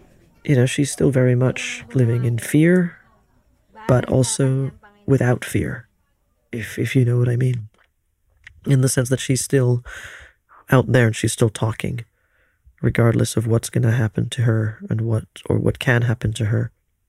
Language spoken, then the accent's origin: English; Philippines; born there; As a Filipino who was born into a certain type of privilege within the Philippines, in a gated community which is relatively safe